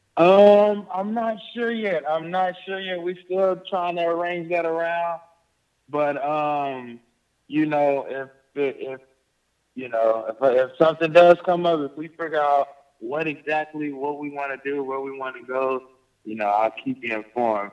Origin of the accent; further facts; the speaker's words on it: Texas, United States; my hometown in Texas